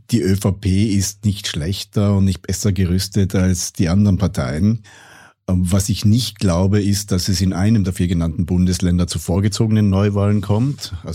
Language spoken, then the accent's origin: German; Tyrol, Austria; Als Tiroler waren wir immer froh, wenn einmal